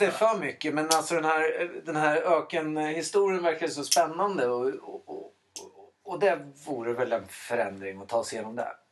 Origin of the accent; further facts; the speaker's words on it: Sweden; i Elstaberg där jag växte upp